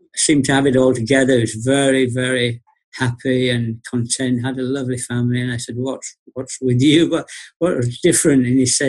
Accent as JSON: {"language": "English", "town": "Bradford", "region": "Yorkshire and the Humber", "country": "United Kingdom", "tie": "born or raised there", "said": "I was born in Bradford, Yorkshire"}